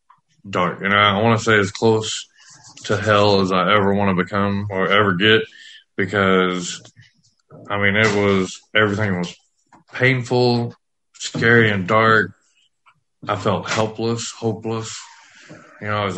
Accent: West Texas, United States; I grew up in West Texas

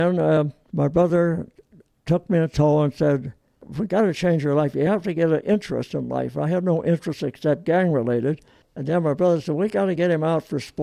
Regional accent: Long Beach, California, United States; also born or lived in Olean, New York / Torrance, California; a week later, we're living in Long Beach

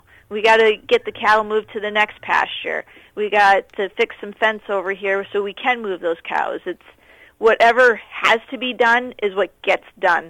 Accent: Minnesota, United States; now in Manitoba, Canada; Central Minnesota.

